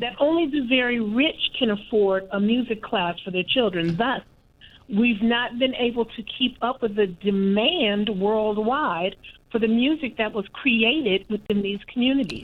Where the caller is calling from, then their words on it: Kansas City, Missouri, United States; I'm calling from Kansas City, Missouri